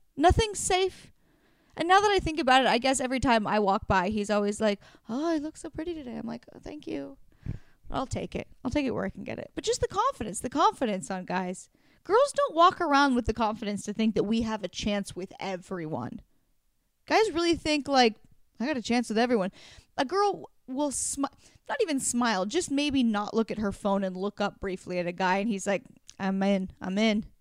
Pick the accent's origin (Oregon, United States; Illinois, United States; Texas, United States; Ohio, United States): Oregon, United States; moved away; That's in Portland, Oregon. my home state